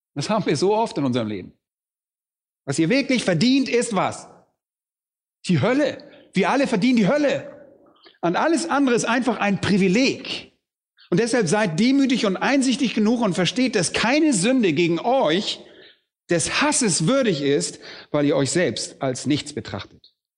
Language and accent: German; Germany; bei uns in Deutschland